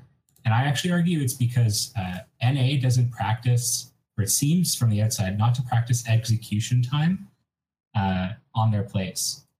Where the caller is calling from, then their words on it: Ottawa, Ontario, Canada; I'm calling from Ottawa, Canada.